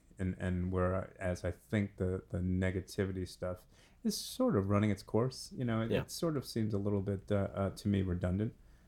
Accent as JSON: {"language": "English", "region": "Kentucky", "country": "United States", "said": "I'm from Kentucky. I can't say anything."}